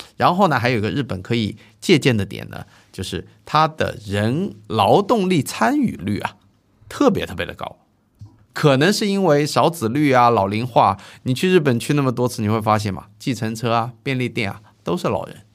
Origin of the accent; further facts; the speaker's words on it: Zhejiang, China; moved away; 到我老家，你去跟浙江一些地方